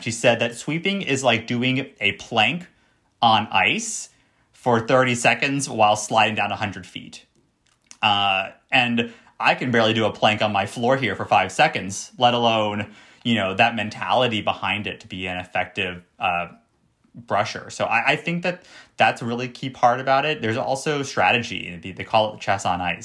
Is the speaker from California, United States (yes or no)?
no; Florida, United States; moved away; I grew up in Florida